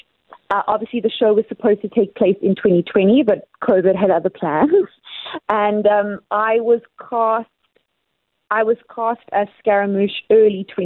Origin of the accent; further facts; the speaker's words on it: Cape Town, Western Cape, South Africa; I've done so many weeks in Cape Town, in my hometown